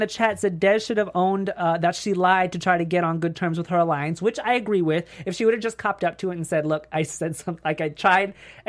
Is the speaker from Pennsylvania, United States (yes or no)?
no; New York, United States; This is just how I am from New York